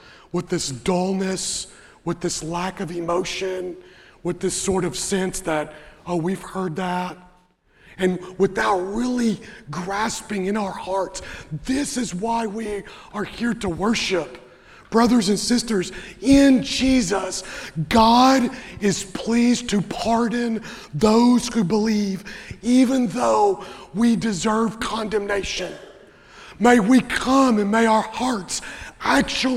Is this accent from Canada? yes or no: no; Western Kentucky, United States; I grew up in Western Kentucky